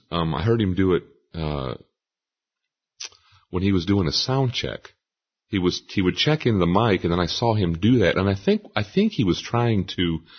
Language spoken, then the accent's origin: English; Port Clinton, Ohio, United States; I grew up in Port Clinton, Ohio, and we really didn't have any kind of gospel music at all.